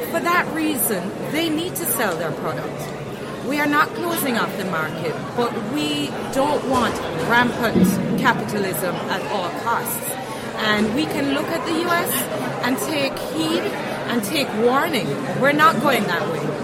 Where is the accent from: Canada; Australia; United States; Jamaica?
Jamaica